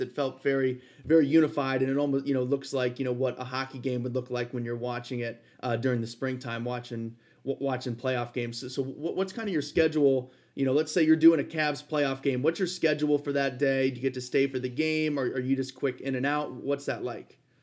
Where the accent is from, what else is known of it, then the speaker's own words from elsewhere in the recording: Ohio, United States; we're from Ohio